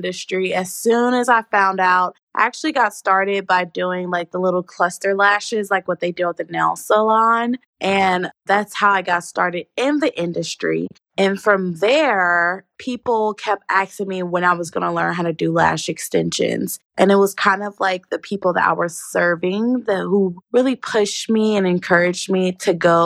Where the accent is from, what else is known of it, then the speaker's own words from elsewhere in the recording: Dallas, Texas, United States; also born or lived in California; I was born in California, but I'm pretty much from Dallas